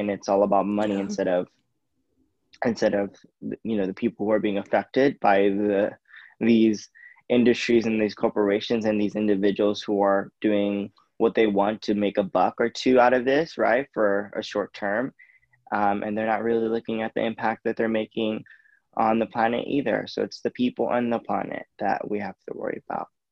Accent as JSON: {"language": "English", "country": "United States", "said": "I'm Indian, Asian American"}